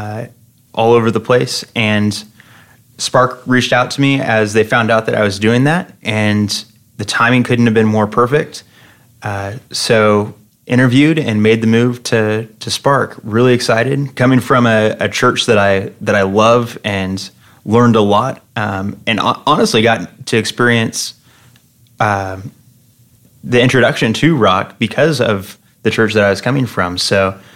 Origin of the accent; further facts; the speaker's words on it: Fresno, California, United States; moved away as an adult; now in Phoenix, United States; I'm from Fresno, California, which is in the heart of California's Central Valley